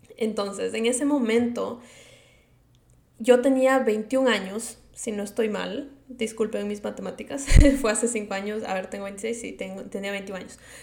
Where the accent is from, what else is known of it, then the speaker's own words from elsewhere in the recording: Quito, Pichincha, Ecuador; accent: Latino; moved away as an adult; now in United States; yo soy de Quito, Ecuador, y yo nací allá, me crié toda mi vida allá